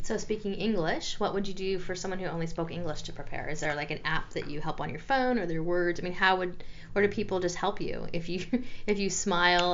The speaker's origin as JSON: {"language": "English", "country": "United States", "said": "as an American, which I am"}